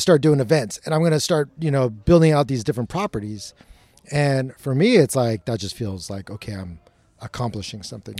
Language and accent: English; Long Beach, California, United States; I grew up in Long Beach